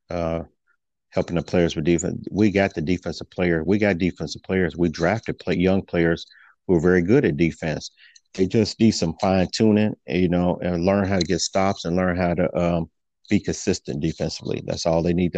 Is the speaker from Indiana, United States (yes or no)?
yes; Indiana, United States; I'm from Indiana